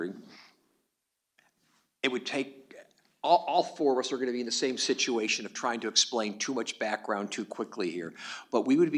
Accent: New York, United States; I'm from New York

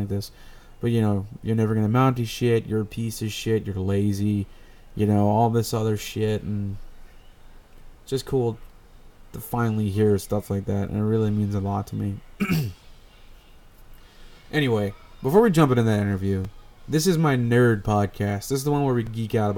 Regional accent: East Coast, United States; I'm from the East Coast, too.

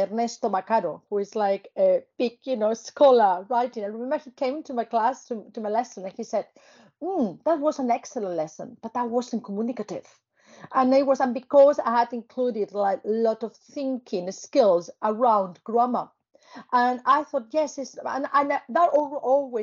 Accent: Spain; English is a second language; moved away; I started learning English because it was obviously part of my education in Spain, part of the curriculum

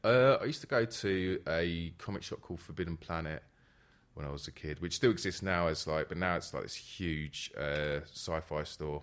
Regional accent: London, United Kingdom; I'm from, born and raised in, uh, Northwest London

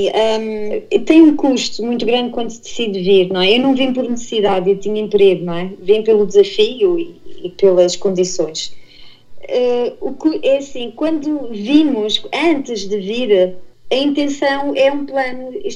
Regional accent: Portugal; moved away as an adult; sou de Portugal

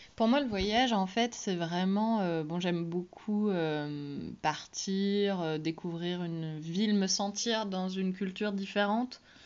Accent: Belle-Île, Brittany, France; moved away; j'ai été élevée à Belle-Île

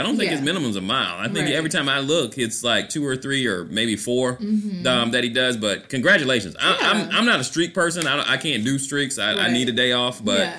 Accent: Orlando, Florida, United States; I'm running in Orlando, Florida, my hometown.

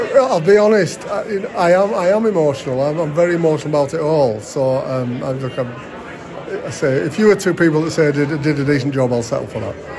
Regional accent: Barrow-in-Furness, North West England, United Kingdom; I was brought up in Cumbria. I was brought up around Barrows.

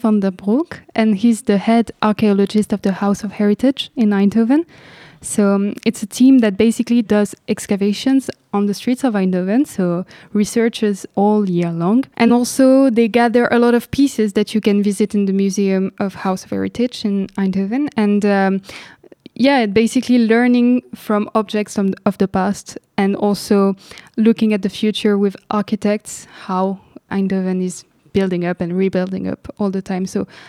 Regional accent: Lebanon; When I was growing up in Lebanon, what I was witnessing is that people really dare to really talk all the time about their neighborhood

